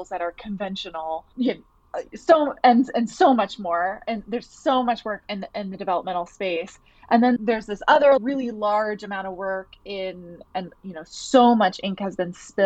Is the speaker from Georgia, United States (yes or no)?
yes; Atlanta, Georgia, United States; moved away as an adult; also born or lived in New York City; now in Boston, United States; I'm originally from Atlanta, Georgia, and I moved to New York City for grad school